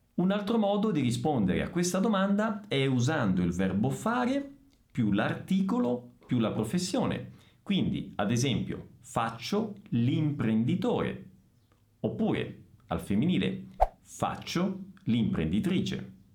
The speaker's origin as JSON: {"language": "Italian", "town": "Messina", "region": "Sicily", "country": "Italy", "first_language": "Italian", "moved": "yes", "lives_now": "Bragança Paulista, Brazil", "said": "Sono di Messina. Sono siciliano."}